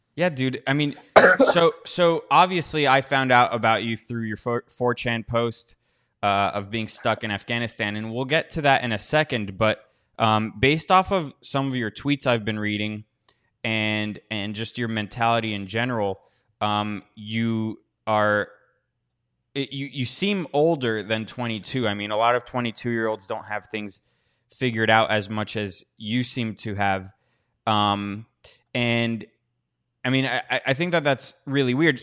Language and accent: English; United States; I'm an American